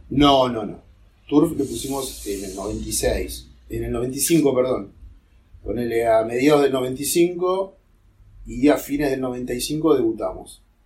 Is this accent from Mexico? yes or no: no; Villa de Mayo, Buenos Aires Province, Argentina; also born or lived in Martínez; viví en Martínez hasta los 7, después fui a Villa de Mayo. A los 14, 15 volví a Martínez. Eh, pero eso, es donde yo, eh, mi infancia transcurrió ahí en Villa de Mayo